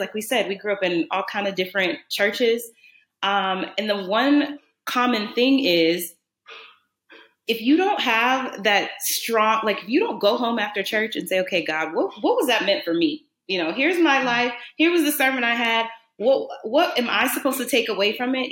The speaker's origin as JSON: {"language": "English", "town": "New Orleans", "region": "Louisiana", "country": "United States", "tie": "born or raised there", "said": "I grew up in New Orleans, and if anybody knows anything about New Orleans, it's a Catholic cultural city"}